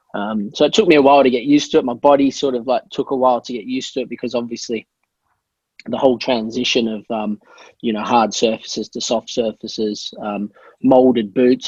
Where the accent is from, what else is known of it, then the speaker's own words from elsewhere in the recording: Australia; I was born and raised in Australia, so I'm dinky die Aussie.